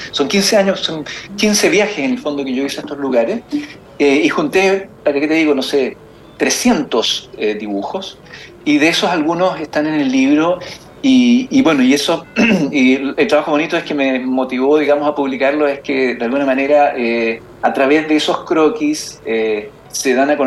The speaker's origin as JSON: {"language": "Spanish", "region": "Magallanes", "country": "Chile", "said": "yo viajo siempre, porque soy de Magallanes, entonces empecé a viajar y hacer eh, rutas especiales en Tierra del Fuego."}